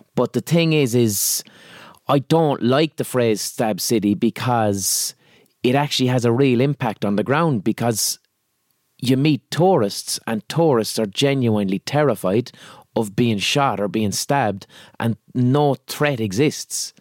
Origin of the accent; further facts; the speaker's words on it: Limerick, Munster, Ireland; accent: Limerick; I'm from Limerick City